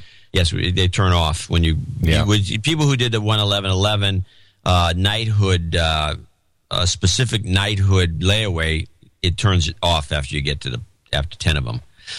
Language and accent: English; Perth, Western Australia, Australia; moved away; I'm originally from Gitmo Nation Down Under and currently working towards moving back home to Perth.